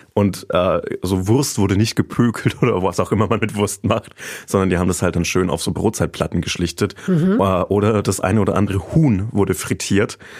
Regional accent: Treinsdorf, Bavaria, Germany; mein Heimatdorf

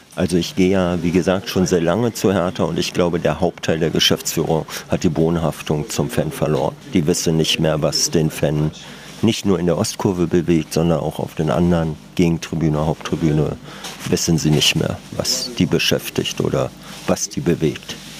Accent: Berlin, Germany; also born or lived in Minden, Westphalia; Ich bin aus Westfalen, aus Minden nach Berlin gezogen, war relativ jung, neun

